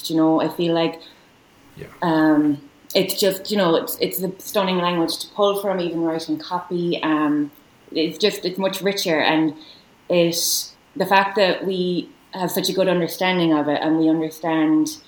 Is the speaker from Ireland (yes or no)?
yes; Galway, Connacht, Ireland; also born or lived in New York; I'm from Galway